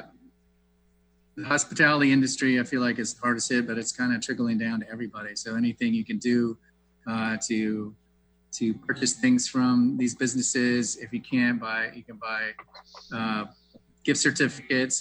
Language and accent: English; the South, United States; moved away as an adult; now in Seattle, United States; I grew up in the South and like I said in the bio, I made biscuits with my grandmother